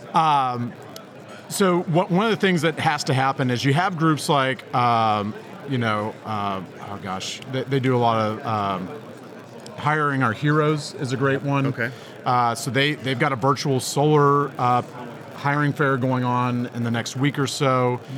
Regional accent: Texas, United States; I'm from Texas

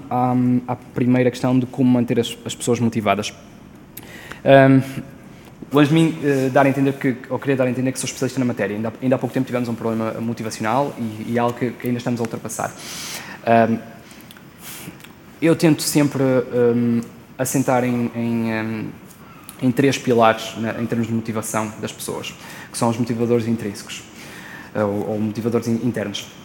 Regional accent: Porto, Norte, Portugal; nós somos do Porto, ou, ou pelo menos perto do Porto

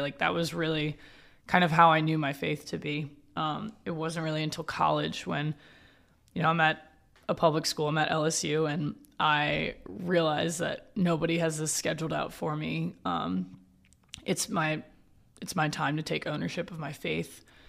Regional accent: New Orleans, Louisiana, United States; I'm from New Orleans, Louisiana, born and raised

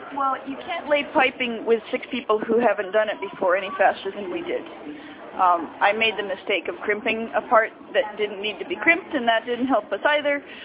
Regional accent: Oregon, United States; near where I grew up in Oregon

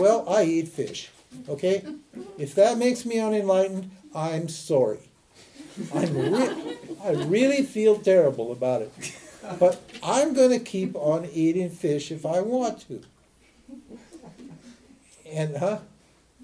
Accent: Montana, United States; I'm a redneck from Montana

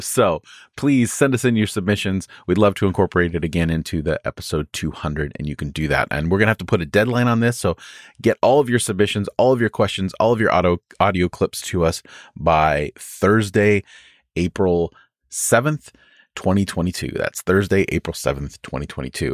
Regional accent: United States; as American Christians

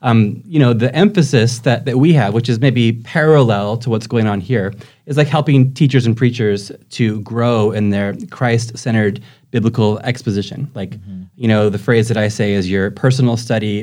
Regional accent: Fallbrook, California, United States; moved away as an adult; also born or lived in Germany; now in Cork, Ireland; I was born and raised in Fallbrook, which is actually, I was thinking, kind of halfway between Temecula and Vista

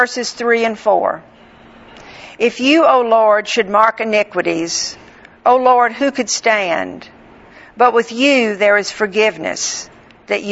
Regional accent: Northwest Florida, United States; I grew up in Northwest Florida

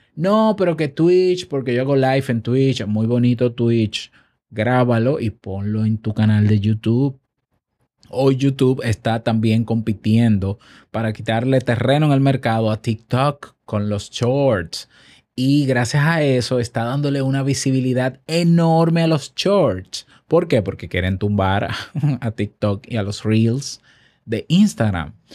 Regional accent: Dominican Republic; En mi país

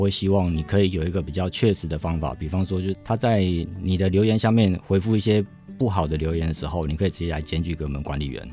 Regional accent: Hsinchu, Hsinchu City, Taiwan; 大城街它其实就是我们新竹人陪着我们一起长大的一条街

